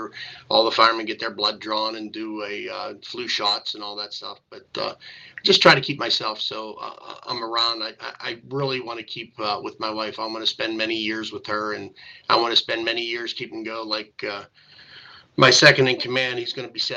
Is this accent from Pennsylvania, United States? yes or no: yes; Greensburg, Pennsylvania, United States; I grew up in the Ludwig section of town at the number 6 fire hall